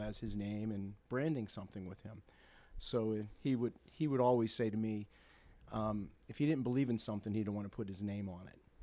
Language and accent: English; Bloomfield, United States; I grew up with Bill in Bloomfield